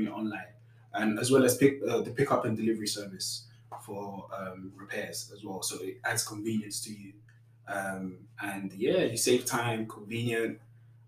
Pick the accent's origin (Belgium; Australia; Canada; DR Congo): DR Congo; I'm from Congo